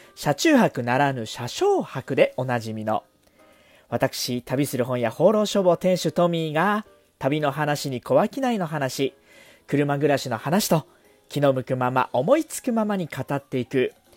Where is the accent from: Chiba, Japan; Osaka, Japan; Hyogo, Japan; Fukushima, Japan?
Chiba, Japan; 私の実家がありますこの千葉